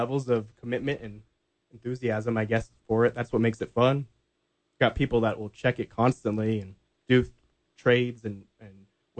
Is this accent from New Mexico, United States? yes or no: yes; Albuquerque, New Mexico, United States; growing up in Albuquerque, you're in the middle of Phoenix, Denver, and Dallas, really.